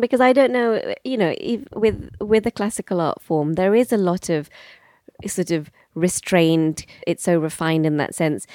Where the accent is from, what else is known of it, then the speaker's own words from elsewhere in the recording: Bristol, South West England, United Kingdom; also born or lived in London; I was born in London and I spent my first five years living in East London. And then at the age of five, we moved to Bristol